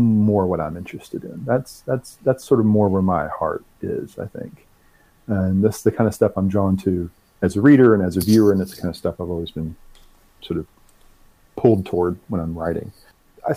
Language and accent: English; Arkansas, United States; I'm from the South. I'm from Arkansas and was raised in a pretty religious household.